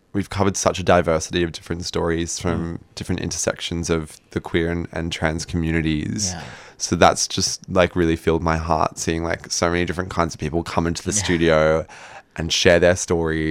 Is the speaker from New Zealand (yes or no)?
yes; New Zealand; moved away; I am New Zealander